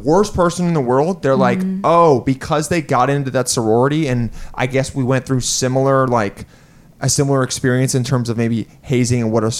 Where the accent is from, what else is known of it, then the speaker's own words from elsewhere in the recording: Los Angeles, California, United States; now in New York, United States; I was born here, but I grew up in L.A.